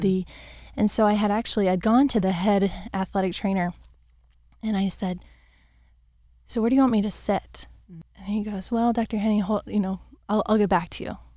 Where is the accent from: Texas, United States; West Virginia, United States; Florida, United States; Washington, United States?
Florida, United States; I've, I've grown, born and raised in Florida